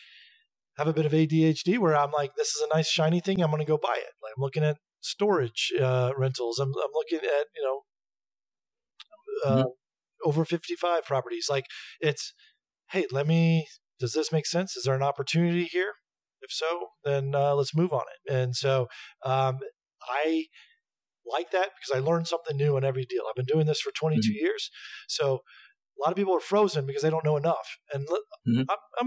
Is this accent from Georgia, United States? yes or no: yes; Atlanta, Georgia, United States; moved away; also born or lived in New York City, United States; my hometown's Atlanta. So, I recently moved back to Atlanta